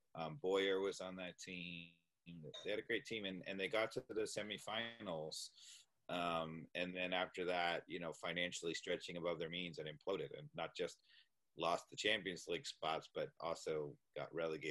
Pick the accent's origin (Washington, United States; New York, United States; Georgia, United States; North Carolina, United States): New York, United States; being an American sports fan my whole life, growing up in New York